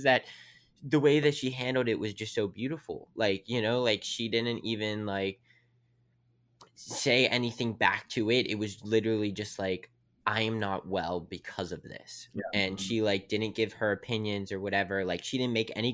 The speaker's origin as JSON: {"language": "English", "town": "Weirton", "region": "West Virginia", "country": "United States", "said": "I'm from Weirton, West Virginia"}